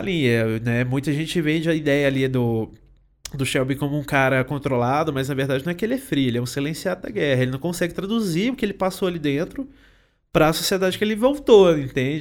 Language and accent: Portuguese; Itapecerica, Minas Gerais, Brazil; Eu sou mineiro. A minha cidade foi. É, nasceu de uma picada